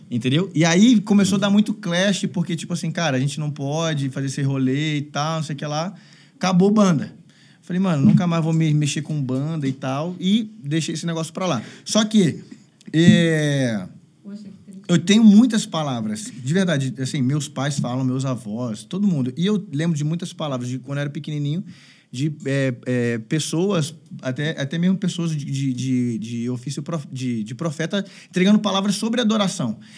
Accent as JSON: {"language": "Portuguese", "region": "Northeast Region", "country": "Brazil", "moved": "as an adult", "lives_now": "São Paulo, Brazil", "said": "foi quando eu, eu vim do Nordeste para São Paulo"}